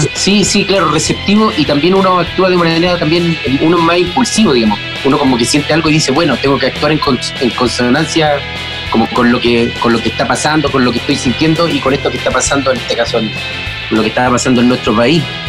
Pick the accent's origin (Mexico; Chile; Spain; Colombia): Chile; nosotros como chilenos